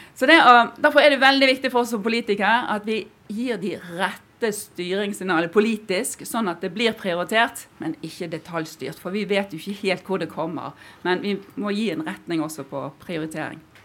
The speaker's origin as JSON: {"language": "Norwegian", "region": "Western Norway", "country": "Norway", "said": "jeg kommer fra Vestlandet"}